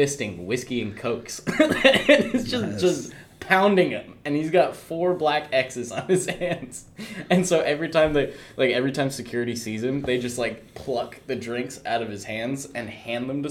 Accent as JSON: {"language": "English", "country": "Ireland", "tie": "born or raised there", "also_born_or_lived": "Portland", "moved": "yes", "said": "I come from Ireland. Like I was born in Portland, but I was raised in Ireland"}